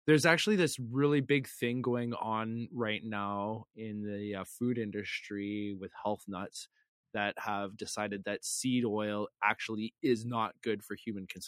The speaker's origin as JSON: {"language": "English", "town": "Flin Flon", "region": "Manitoba", "country": "Canada", "tie": "born there", "said": "I was born on the Saskatchewan border, buddy."}